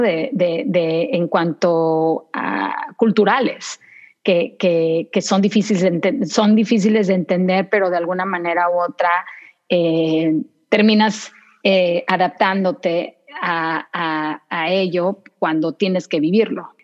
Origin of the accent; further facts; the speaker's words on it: Saltillo, Coahuila, Mexico; moved away as an adult; also born or lived in David, Chiriquí, Panama; now in United States; nos trasladamos a Saltillo, Coahuila, México